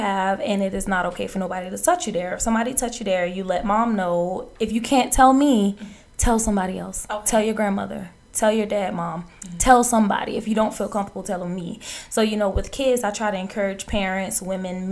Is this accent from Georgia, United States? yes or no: yes; Savannah, Georgia, United States; I am from Savannah, Georgia. I was raised on the west side of Savannah primarily